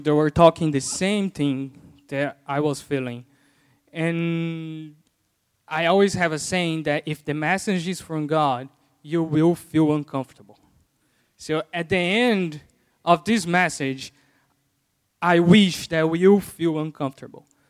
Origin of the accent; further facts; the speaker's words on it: Brazil; first language Portuguese; English is a second language; moved away as an adult; now in United States; I learned English in Brazil